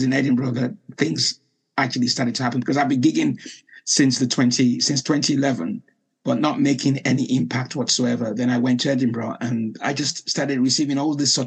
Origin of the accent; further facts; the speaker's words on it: Nigeria; moved away as an adult; also born or lived in Liverpool, United Kingdom; now in United Kingdom; I was born in Liverpool, then went back to Nigeria at the age of 5